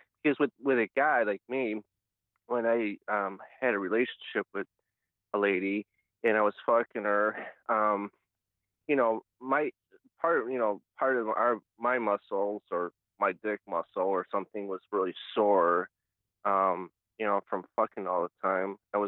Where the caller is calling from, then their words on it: Cleveland, Ohio, United States; This is … from Cleveland, Ohio.